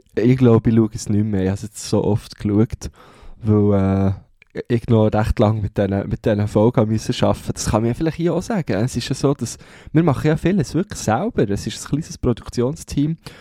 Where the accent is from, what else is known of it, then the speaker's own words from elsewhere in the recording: Switzerland; accent: Swiss German (Mundart); first language Swiss German; meine, meine erste Sprache wird weiterhin Mundart sein